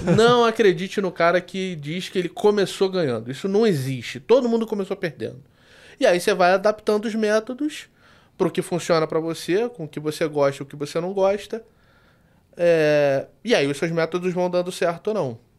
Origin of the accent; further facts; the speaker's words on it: Rio de Janeiro, Brazil; pelo sotaque, vocês já perceberam que eu sou do Rio